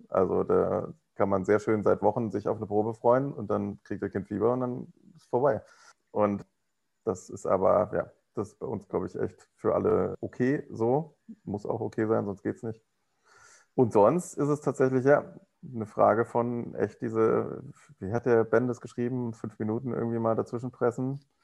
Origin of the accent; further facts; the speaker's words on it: Rhineland, Germany; moved away; ich komme aus dem Rheinland.